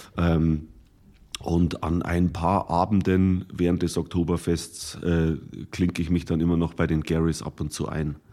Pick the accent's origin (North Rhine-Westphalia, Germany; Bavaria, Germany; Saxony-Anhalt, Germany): Bavaria, Germany; Bodenmais; moved away as an adult; also born or lived in Munich; in dem Heimatdorf, wo ich aufgewachsen bin, im Bodenmais im Bayerischen Wald